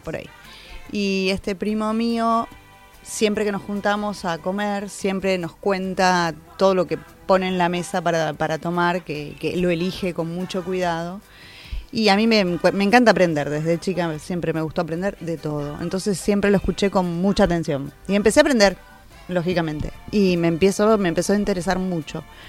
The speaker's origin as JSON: {"language": "Spanish", "country": "Argentina", "said": "Nosotros como argentinos"}